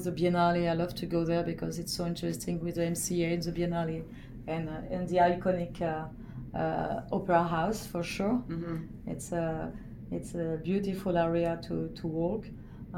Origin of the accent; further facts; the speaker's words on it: France; accent: French; English is a second language; moved away as an adult; also born or lived in Paris; now in Sydney, Australia; my big French accent